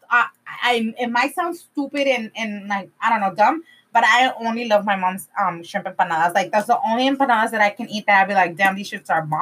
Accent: California, United States; I'm from California.

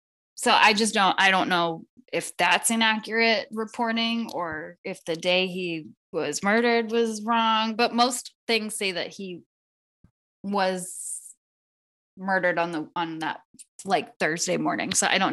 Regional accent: United States; as an American

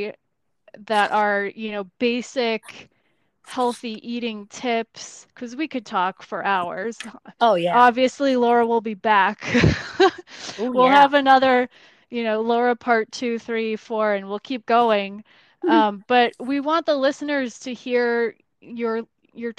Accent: United States; we are as American

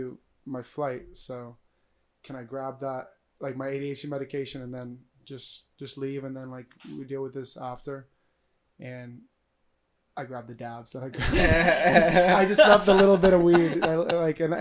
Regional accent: Florida, United States; moved away; I wanted to come back to Florida because I like being like with my family

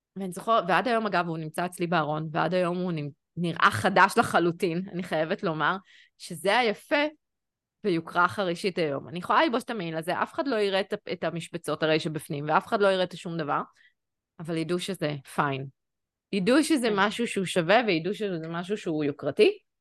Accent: Jerusalem, Jerusalem District, Israel; born or raised there; moved away as an adult; also born or lived in Tel Aviv

